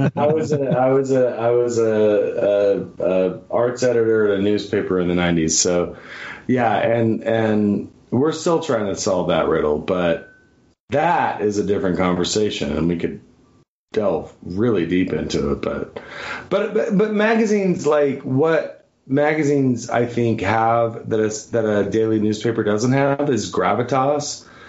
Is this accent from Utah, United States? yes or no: yes; Bountiful, Utah, United States; also born or lived in Pocatello, Idaho / Idaho Falls, Idaho; I moved to the great state of Utah when I was in the fifth grade